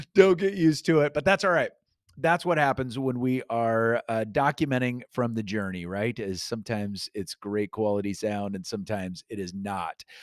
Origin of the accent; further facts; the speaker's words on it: Iowa, United States; moved away; also born or lived in Sheffield, England; I grew up in Iowa